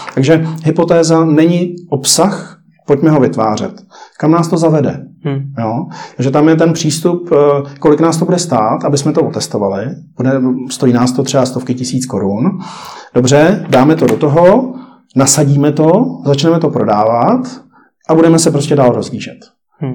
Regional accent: Czechia; jsme šikovní, tady myslím, jako si umíme poradit jako Češi

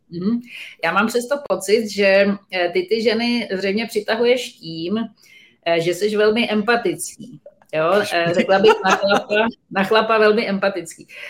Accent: Czechia; my jako Češi

